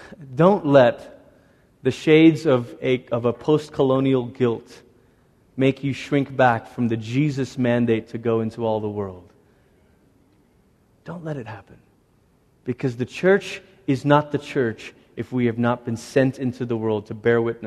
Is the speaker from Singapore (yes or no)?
no; Malaysia; moved away; Growing up in Malaysia, the schools that my sister and I went to were built by Portuguese Catholic missionaries in the 1500s